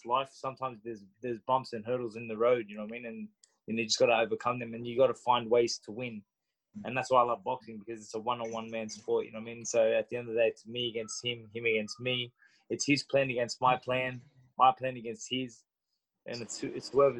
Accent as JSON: {"language": "English", "town": "Sydney", "region": "New South Wales", "country": "Australia", "tie": "born or raised there", "said": "I was born and raised in Sydney, Australia"}